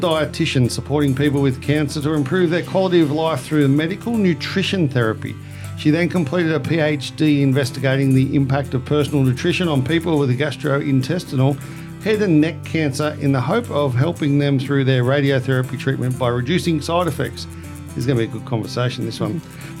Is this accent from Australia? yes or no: yes; Australia; us Aussies.